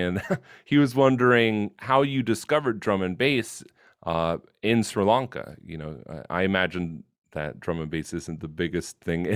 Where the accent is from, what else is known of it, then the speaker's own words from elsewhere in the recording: United States; I'm an American.